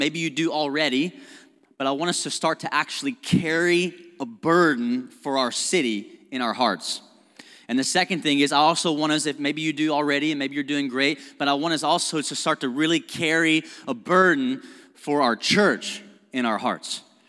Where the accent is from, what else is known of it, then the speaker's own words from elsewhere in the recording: Owensboro, Kentucky, United States; I grew up in Owensboro, and I grew up with just like this mentality of like, man, Owensboro sucks.